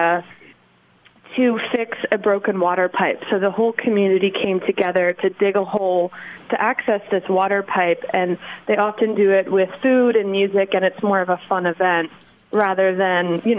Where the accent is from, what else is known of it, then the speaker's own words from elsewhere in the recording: Delaware, United States; moved away as an adult; also born or lived in Virginia / Australia; growing up in Delaware